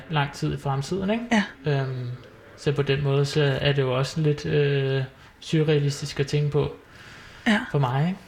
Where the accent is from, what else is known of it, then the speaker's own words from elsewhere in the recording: Solrød, Zealand, Denmark; now in Valby, Denmark; jeg er jo så født og opvokset i Solrød, men jeg er jo så flyttet til Valby